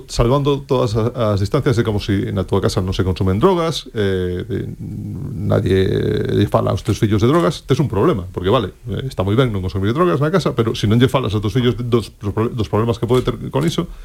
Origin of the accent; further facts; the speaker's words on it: Galicia, Spain; aproveitando que son galego